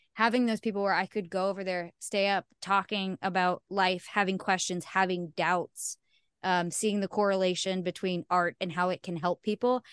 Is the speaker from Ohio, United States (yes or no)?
yes; Ohio, United States; I'm from Ohio